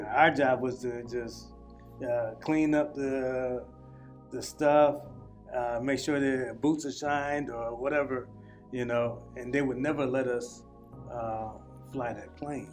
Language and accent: English; South Carolina, United States; also born or lived in Springfield, Massachusetts; now in Massachusetts, United States; I'm from South Carolina, uh, and you know, we used to go swimming